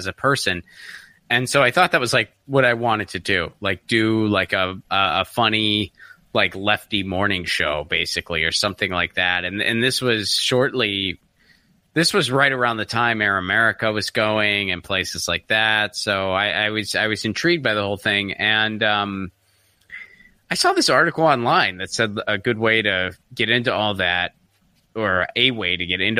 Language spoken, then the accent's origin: English; Pittsburgh, Pennsylvania, United States; moved away; also born or lived in Seattle; I'm from Pittsburgh originally